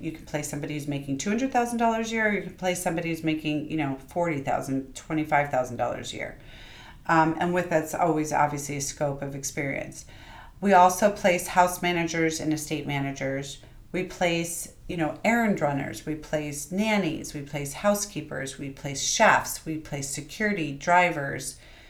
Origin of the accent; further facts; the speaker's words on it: New York, United States; sometimes being a New Yorker and being super fast and not having a ton of time and not necessarily always being the most flowery person.